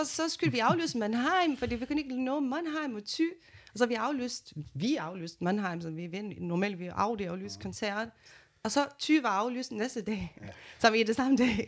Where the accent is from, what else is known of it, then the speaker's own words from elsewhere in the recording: Brazil; Danish is a second language; now in Denmark; jeg kommer fra Brasilien